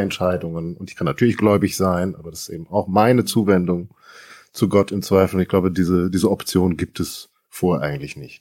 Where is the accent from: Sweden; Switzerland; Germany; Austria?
Germany; North Rhine-Westphalia; now in Berlin-Brandenburg, Germany; ich komme ja ursprünglich aus Westfalen